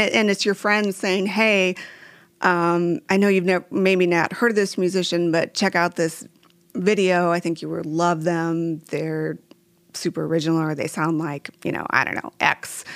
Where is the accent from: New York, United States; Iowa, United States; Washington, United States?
Iowa, United States; Waverly; growing up in Waverly, uh, having Wartburg College there